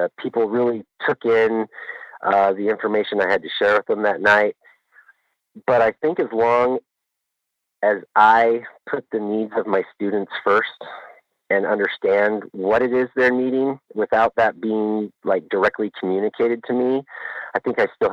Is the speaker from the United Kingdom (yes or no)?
no; Pacific Northwest, United States; now in Anchorage, United States; I'm originally from the Pacific Northwest